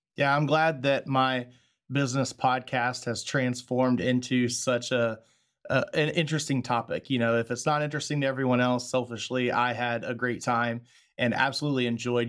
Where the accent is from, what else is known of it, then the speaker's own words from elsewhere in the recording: Texas, United States; moved away; my home state of Texas